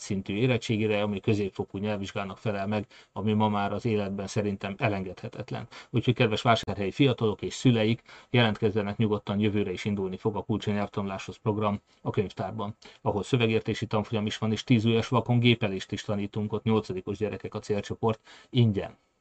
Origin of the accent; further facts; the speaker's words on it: Hungary; mi magyarok